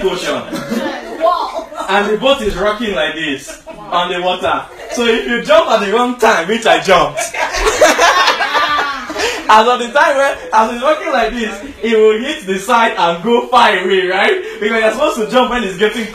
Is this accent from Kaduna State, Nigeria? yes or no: no; Lagos, Nigeria; we are from Nigeria, Lagos Island